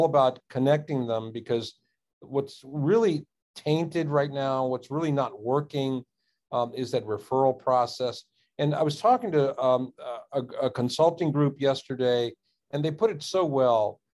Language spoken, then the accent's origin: English; Washington, District of Columbia, United States; I grew up in the Washington, D.C. area, became a surgeon, practiced for 30 years.